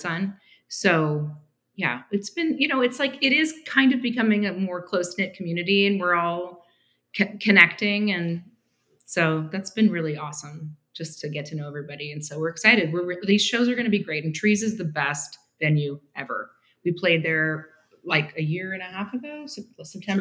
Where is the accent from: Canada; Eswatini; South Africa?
Canada; moved away as an adult; also born or lived in Toronto; now in Argyle, United States; we both speak French because we grew up in Canada